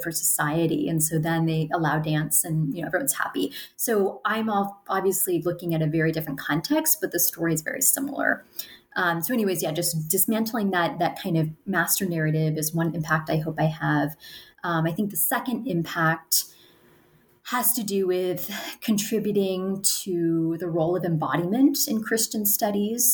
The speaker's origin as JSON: {"language": "English", "country": "United States", "said": "I'm an American, I'm, I'm talking to you from the United States"}